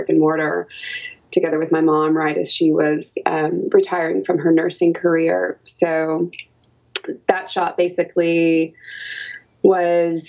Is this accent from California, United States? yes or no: no; Knoxville, Tennessee, United States; I grew up in Knoxville, Tennessee, where I was attending the University